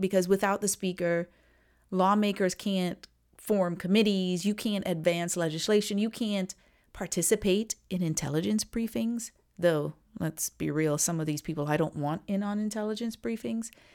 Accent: Trinidad & Tobago; I'm from Trinidad

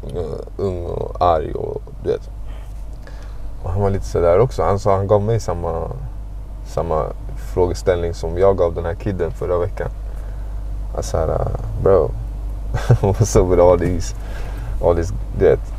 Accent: Stockholm, Stockholm County, Sweden; Jag växte upp i Guldish

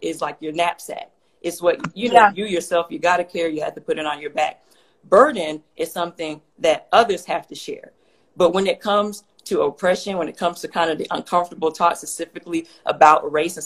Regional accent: Atlanta, Georgia, United States; moved away as an adult; also born or lived in Houston, Texas; now in Phoenix, United States; I was originally born and raised in Atlanta, Georgia, spent most of my life there, and then I moved to Houston for law school

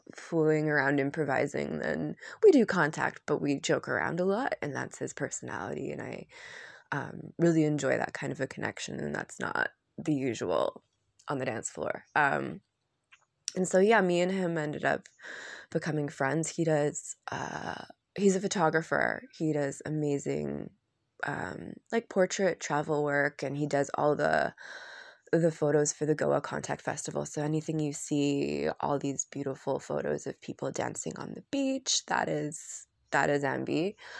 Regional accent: Vancouver, British Columbia, Canada; moved away as an adult; also born or lived in Arambol, India / Ubud, Indonesia; driving around in Vancouver from my hometown

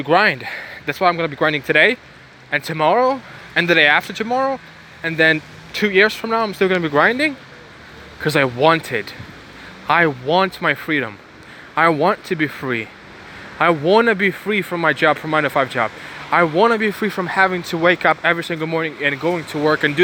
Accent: Ukraine; now in Bulgaria; I was born in Ukraine

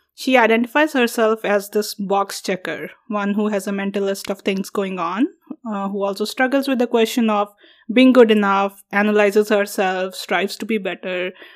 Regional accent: India; moved away as an adult; now in United States; When I go to India, I'm not Indian enough

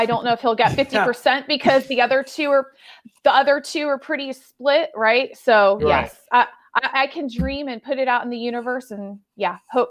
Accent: Tampa, Florida, United States; Okay. So Florida is my home state, right?

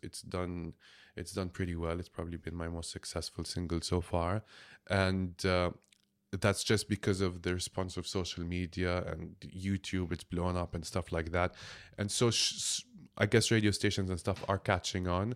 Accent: Jordan; I'm from Jordan

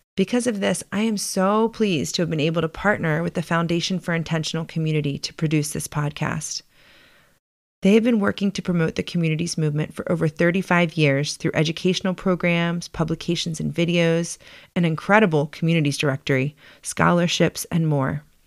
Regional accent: Baltimore, Maryland, United States; moved away as an adult; also born or lived in San Francisco; I grew up in Baltimore, the daughter of college educated working class parents.

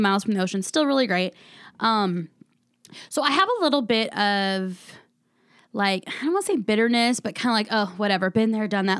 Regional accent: San Diego, California, United States; now in Phoenix, United States; I'm originally from San Diego, California

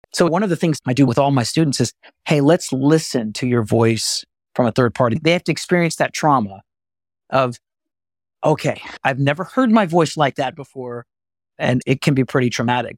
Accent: Texas, United States; I'm from Texas

